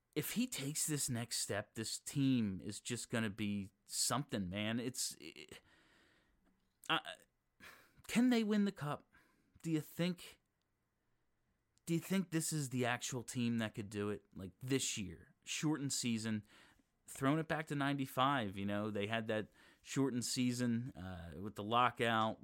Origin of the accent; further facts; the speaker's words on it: Philadelphia, Pennsylvania, United States; I'm from Philadelphia